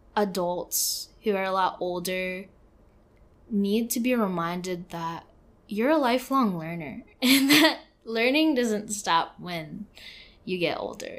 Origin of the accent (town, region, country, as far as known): San Francisco, California, United States; born or raised there; moved away as an adult